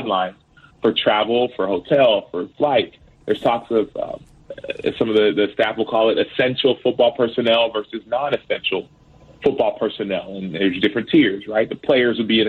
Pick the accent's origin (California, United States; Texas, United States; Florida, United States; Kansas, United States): Texas, United States; Dallas; born or raised there